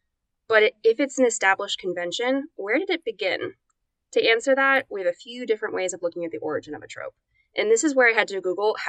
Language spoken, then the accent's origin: English; United States; I'm American, I can speak any language.